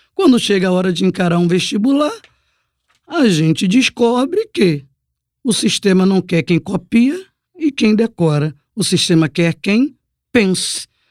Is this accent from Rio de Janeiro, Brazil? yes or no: yes; Duque de Caxias, Rio de Janeiro, Brazil; eu sou moradora de Baixada, sou do Pantanal, Caxias, Meio